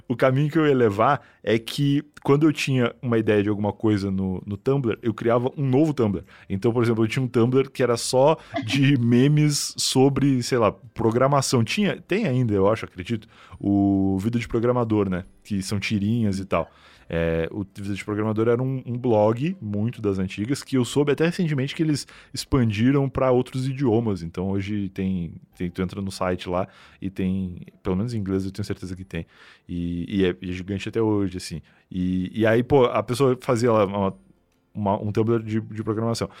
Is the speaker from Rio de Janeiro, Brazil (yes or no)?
no; Rio Grande do Sul, Brazil; now in São Paulo, Brazil; eu saí do Rio Grande do Sul, né, fazendo essas coisas, vir morar em São Paulo